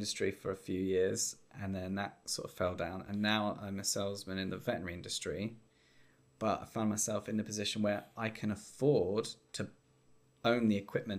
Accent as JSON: {"language": "English", "area": "Towcester, Northamptonshire", "region": "East Midlands", "country": "United Kingdom", "tie": "born or raised there", "lives_now": "Towcester, United Kingdom", "said": "I'm in Toaster in Northamptonshire."}